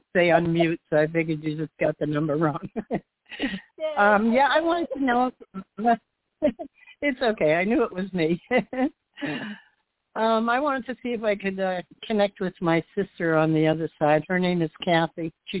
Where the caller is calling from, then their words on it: Florida, United States; I'm calling from Florida.